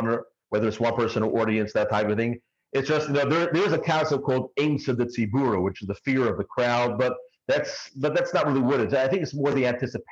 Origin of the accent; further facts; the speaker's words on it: New York City, New York, United States; accent: Brooklyn; I grew up in Brooklyn, Flatbush all my life.